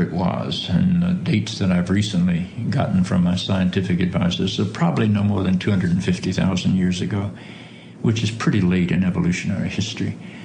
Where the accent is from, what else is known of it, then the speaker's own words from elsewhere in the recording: the South, United States; When I grew up in the South, I grew up in an evangelical Episcopal church